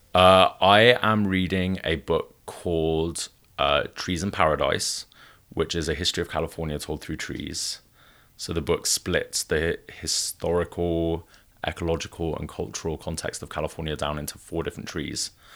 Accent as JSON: {"language": "English", "region": "Wales", "country": "United Kingdom", "tie": "born or raised there", "also_born_or_lived": "northern Italy / Mumbai / Bay Area", "moved": "yes", "lives_now": "Los Angeles, United States", "said": "I was raised in Wales, which is one of the few places in the United Kingdom that still champions and celebrates folk art."}